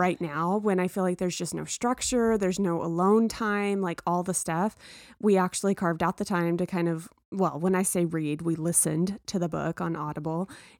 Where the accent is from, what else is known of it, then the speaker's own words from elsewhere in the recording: Texas, United States; Because I grew up in Texas.